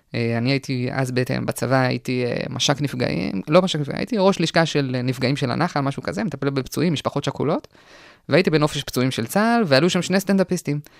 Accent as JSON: {"language": "Hebrew", "town": "Kochav Yair", "region": "Central District", "country": "Israel", "tie": "born or raised there", "also_born_or_lived": "Ra'anana, Israel", "lives_now": "Galilee, Israel", "said": "ברעננה עד גיל שבע"}